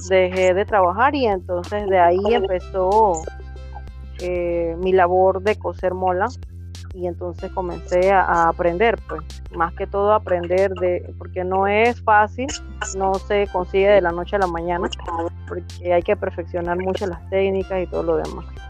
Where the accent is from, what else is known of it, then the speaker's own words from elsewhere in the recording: Guna Yala comarca, Panama; pertenezco a la comarca Cunayala